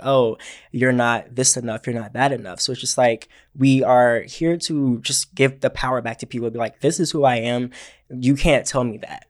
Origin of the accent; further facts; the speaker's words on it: Georgia, United States; moved away; I am from Georgia originally